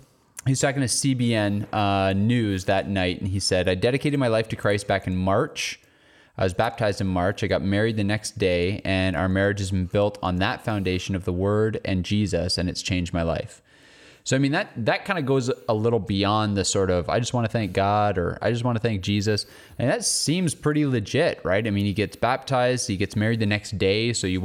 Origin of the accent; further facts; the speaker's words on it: Canada; One thing I noticed, like as a Canadian watching, is we will never have a sporting event like the Super Bowl, right?